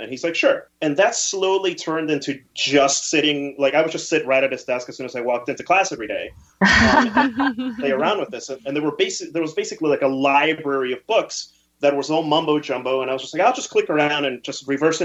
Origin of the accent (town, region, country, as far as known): New Jersey, United States; born or raised there; English is a second language; also born or lived in Peru